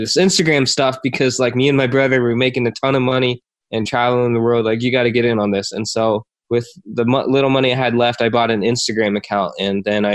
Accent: Iowa, United States; also born or lived in Korea; I was born in Korea, adopted, grew up in Iowa

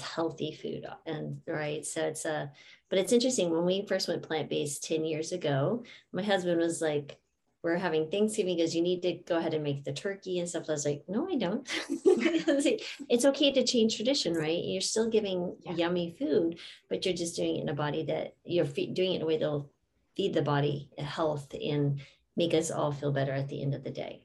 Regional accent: New Mexico, United States; I grew up in New Mexico.

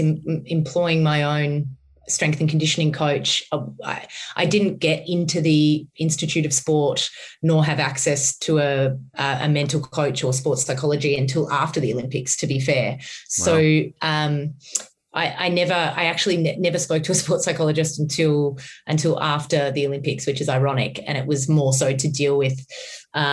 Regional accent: Australia; I'm coming from Australia.

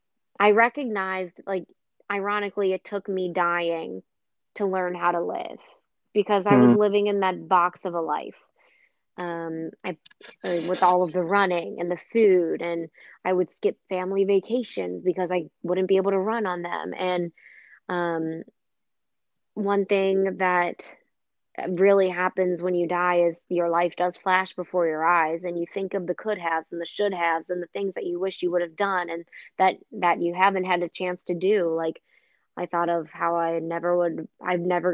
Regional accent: Cincinnati, Ohio, United States; also born or lived in Rochester, Minnesota / Indianapolis; I'm actually from Cincinnati, and I live in Cincinnati now

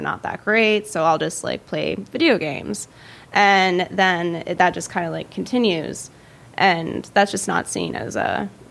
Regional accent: Pittsburgh, Pennsylvania, United States; also born or lived in Michigan; I was born in Michigan. My family moved us out to north of Pittsburgh when I was like 8 or 9

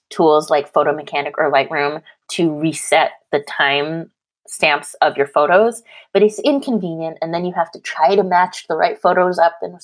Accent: Canada; now in California, United States; I'm Canadian, I live in California

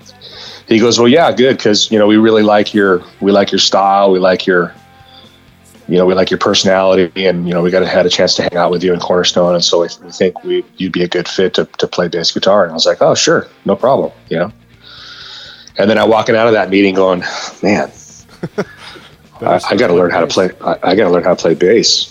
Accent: Orange County, California, United States; I'm from Orange County

